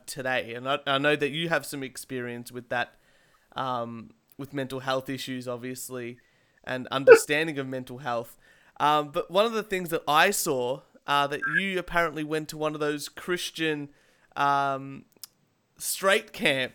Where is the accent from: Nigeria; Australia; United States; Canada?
Australia; We're Australian.